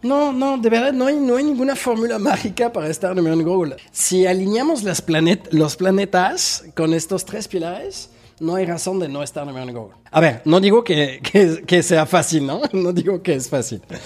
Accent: Paris, Île-de-France, France; moved away as an adult; now in Mexico; nací en París, en Francia

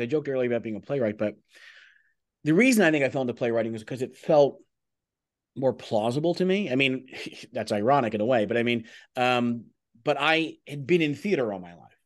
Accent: United States; growing up in America and becoming a playwright

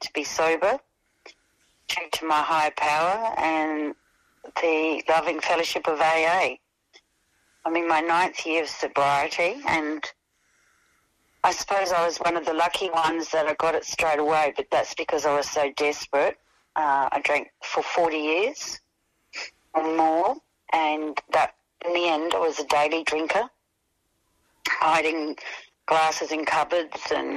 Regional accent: Elizabeth, South Australia, Australia; also born or lived in North Haven; when we moved from Elizabeth to North Haven, I was a teenager by then

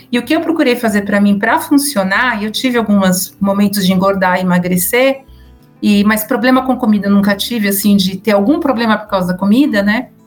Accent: São Paulo, Brazil; eu sou de São Paulo, mas como eu falo outros idiomas, minha, a minha pronúncia acaba sendo bem misturada, tá?

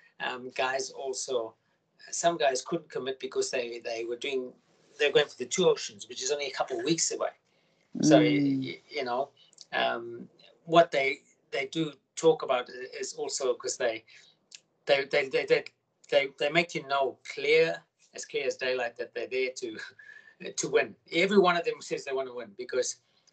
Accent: South Africa; now in Australia; I'm from South Africa originally

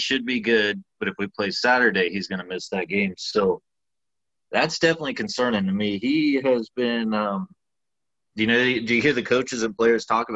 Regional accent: Florida panhandle, United States; I'm from Florida too, but like on the panhandle

